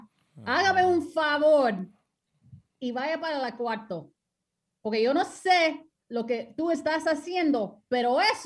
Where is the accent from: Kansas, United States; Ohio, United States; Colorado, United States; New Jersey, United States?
Colorado, United States; Colorado Springs; moved away as an adult; also born or lived in Texas / Wisconsin / New York / Los Angeles, California; now in Massachusetts, United States; So I grew up, born and raised in Colorado Springs, and then this job took me everywhere. Yeah, I've lived in every time zone. So I went from Colorado to Texas, Texas to Wisconsin, Wisconsin back to Colorado, Colorado, New York. New York